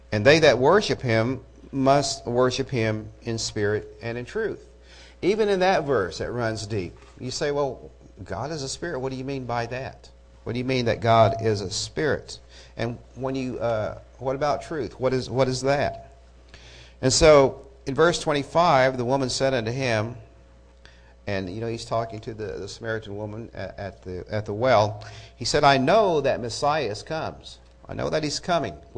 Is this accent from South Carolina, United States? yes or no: no; Eufaula, Oklahoma, United States; I'm from Eufaula